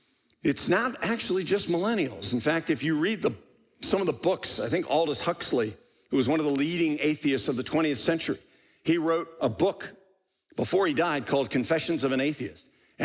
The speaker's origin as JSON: {"language": "English", "country": "Sweden", "tie": "born or raised there", "said": "I'm 21 years old, and in all my years growing up in Sweden, I never met a person who believed in God."}